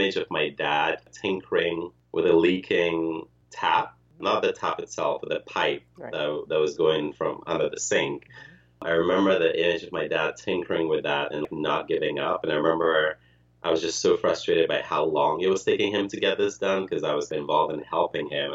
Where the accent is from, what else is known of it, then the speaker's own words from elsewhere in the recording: Ghana; moved away as an adult; also born or lived in Ukraine; now in United States; I was born in the Soviet Union, in Ukraine, moved to Ghana, grew up and was raised in Ghana, and then moved to the U.S. for college.